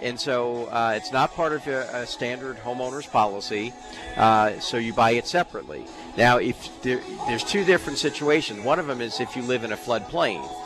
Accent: East Coast, United States; moved away as an adult; now in Colorado, United States; I'm from the East Coast, I, and I, I grew up on the ocean

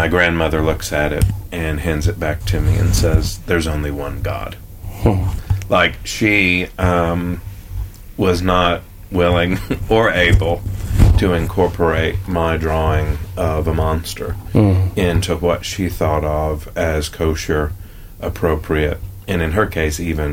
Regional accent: Nashville, Tennessee, United States; I am of Nashville. I was born in Nashville, and other than working with the YMCA in Northern Ireland and France a little bit after college, I've never really left Nashville.

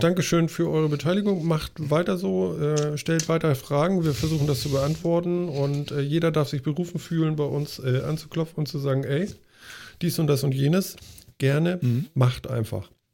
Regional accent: the North, Northern Germany, Germany; wir kommen hier aus dem Norden

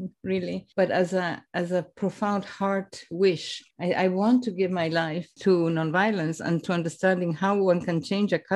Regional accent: Argentina; also born or lived in Rome, Italy / England / United States; now in Canada; I was born in Italy of Croatian parents who emigrated to Argentina

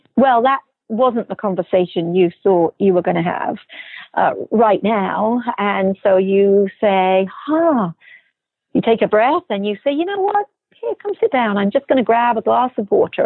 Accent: England, United Kingdom; now in United States; I'm originally from England.

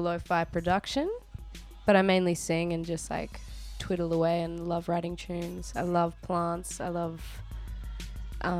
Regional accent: South Australia, Australia; I grew up in South Australia.

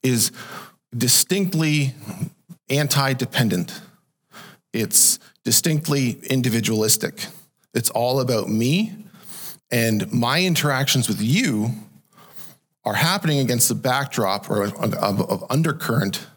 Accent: Canada; I was born into Canada, and so I'm born a Canadian citizen

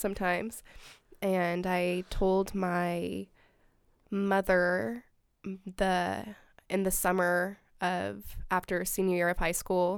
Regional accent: Salinas, California, United States; moved away as an adult; now in Eugene, United States; I'm from Salinas, California

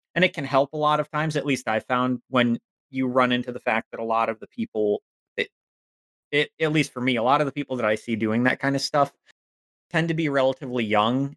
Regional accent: Northern Virginia, United States; I was raised very much a cishet white boy in Virginia

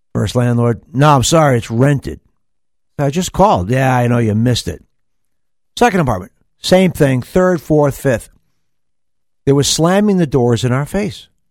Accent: New York, United States; moved away as an adult; I came from New York, and I was, came from a fully integrated high school

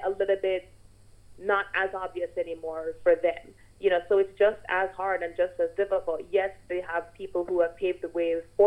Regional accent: Jamaica; growing up in Jamaica

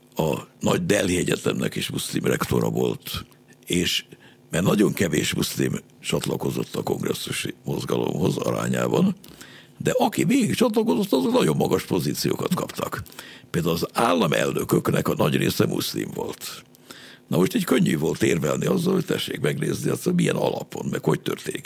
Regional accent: Hungary; modern emberként, magyarként

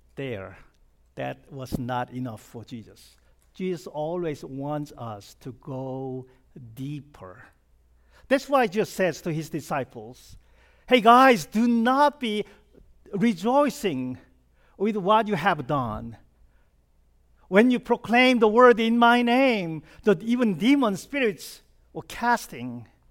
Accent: South Korea; English is a second language; moved away as an adult; now in United States; I was born and raised in South Korea, and I came, uh, to this country when I was twenty-nine

